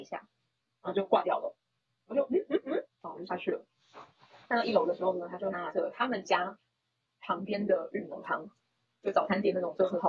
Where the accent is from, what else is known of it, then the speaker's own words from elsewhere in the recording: Taiwan; 我男朋友呢，他觉得我是个台妹，反正我就很常在他面前讲说我是台妹。